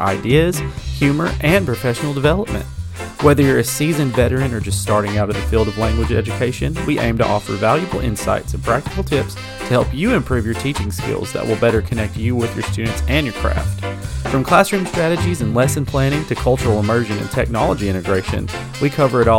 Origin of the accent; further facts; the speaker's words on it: West Tennessee, United States; I am was born and raised in Tennessee, in West Tennessee specifically.